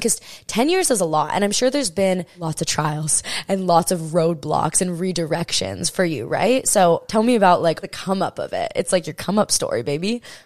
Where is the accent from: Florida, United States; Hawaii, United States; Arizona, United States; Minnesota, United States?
Hawaii, United States; I'm born and raised in Hawaii